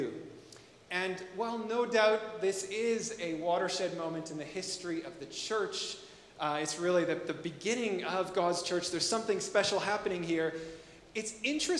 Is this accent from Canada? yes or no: yes; Canada; as a Canadian